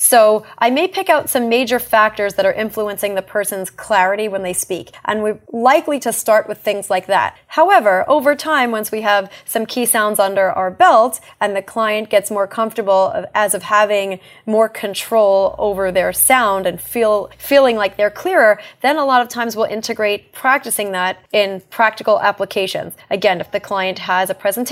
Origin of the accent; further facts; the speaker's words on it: New York, United States; accent: New York; also born or lived in Brooklyn; I'm technically not from Brooklyn, although I was born there. I lived in Staten Island and Long Island